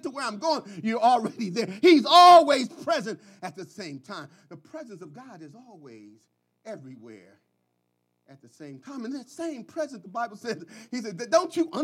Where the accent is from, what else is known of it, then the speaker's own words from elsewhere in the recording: Philadelphia, Pennsylvania, United States; I grew up in North Philadelphia